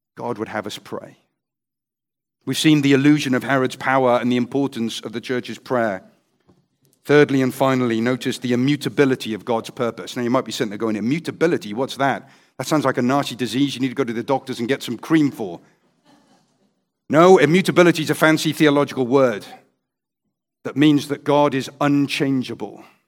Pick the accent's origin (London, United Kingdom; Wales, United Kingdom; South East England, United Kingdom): Wales, United Kingdom; I'm a Welshman